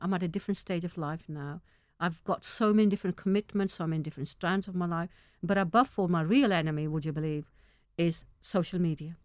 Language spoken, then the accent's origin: English; Manchester, North West England, United Kingdom; English is a second language; also born or lived in Pakistan; only eight years I spent in Pakistan. Now I'm na-, sixty. Uh, the rest of my life's been here. I'm in Mancunian, I live in Manchester.